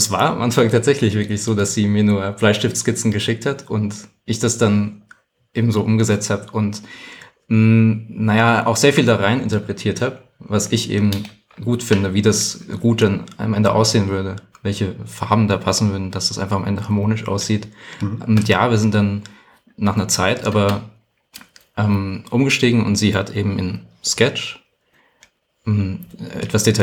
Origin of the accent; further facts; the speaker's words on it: Hesse, Germany; also ich komme ursprünglich aus Hessen und sie hat damals in London gearbeitet.